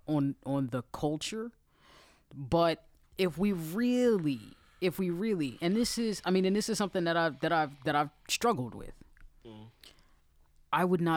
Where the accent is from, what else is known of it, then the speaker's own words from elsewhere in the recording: Harlem, New York, United States; You know, I'm from Harlem. I like to talk a lot of shit, right?